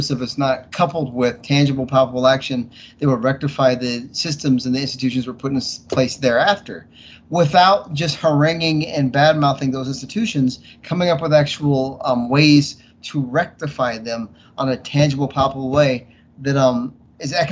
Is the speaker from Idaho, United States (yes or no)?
yes; Boise, Idaho, United States; I grew up in Boise, Idaho.